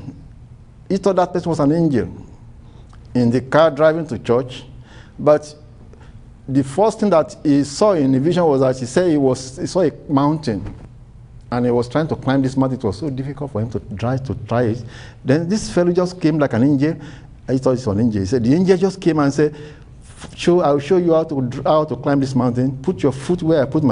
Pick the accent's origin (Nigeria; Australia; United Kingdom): Nigeria; My first time of traveling out of Nigeria, and I went for my company in Nigeria.